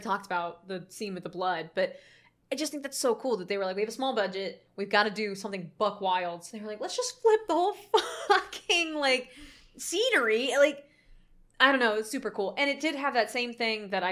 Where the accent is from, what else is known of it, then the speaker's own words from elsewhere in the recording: Florida, United States; I grew up in Florida